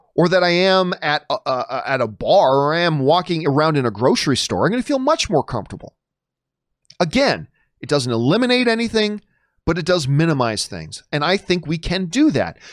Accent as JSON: {"language": "English", "town": "Hamilton", "region": "Ontario", "country": "Canada", "tie": "born or raised there", "moved": "as an adult", "lives_now": "Los Angeles, United States", "said": "I live Hamilton, Ontario, Cama, Canada, the Hammer, uh, my hometown, greatest city in the world."}